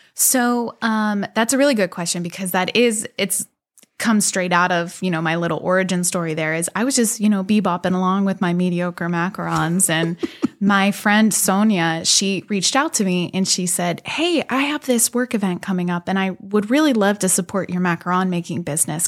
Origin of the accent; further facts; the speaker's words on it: Elizabeth, Pennsylvania, United States; also born or lived in Beaver, Pennsylvania; I'm from the South Hills. I grew up in Elizabeth